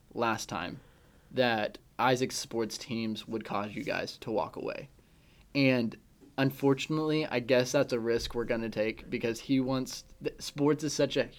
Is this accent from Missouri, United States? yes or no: yes; Branson, Missouri, United States; we're from Branson Mo